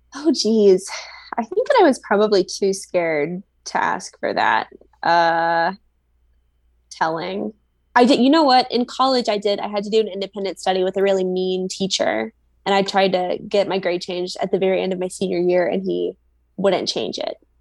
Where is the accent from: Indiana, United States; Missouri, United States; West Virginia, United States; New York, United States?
Missouri, United States; Springfield; now in Chicago, United States; my hometown in Missouri